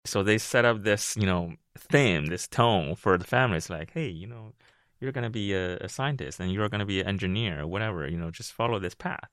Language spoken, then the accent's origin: English; Beijing, China; moved away; also born or lived in Ohio / Seattle; originally I'm from Beijing, China, and the first time I landed in this country was sixteen, seventeen years ago